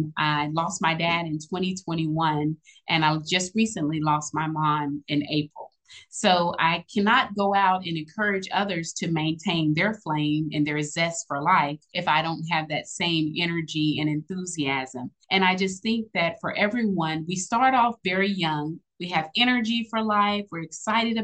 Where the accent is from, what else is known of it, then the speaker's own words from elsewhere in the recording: Austin, Texas, United States; I am originally from Austin, Texas.